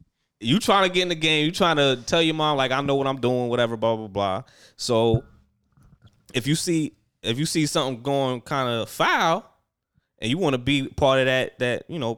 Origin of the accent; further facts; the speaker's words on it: Queens, New York, United States; I'm from Queens, yo.